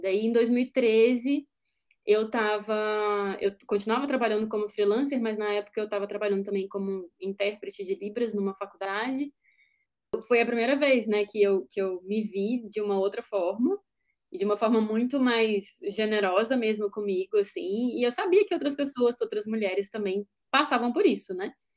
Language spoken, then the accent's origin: Portuguese; Juiz de Fora, Minas Gerais, Brazil; moved away; lá na minha cidade, né, Juiz de Fora